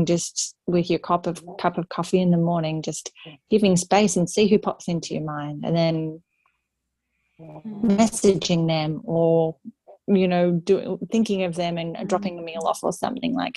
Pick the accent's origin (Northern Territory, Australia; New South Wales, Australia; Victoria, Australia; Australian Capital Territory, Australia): New South Wales, Australia; Sydney; moved away as an adult; now in Northern Rivers, Australia; I grew up in Sydney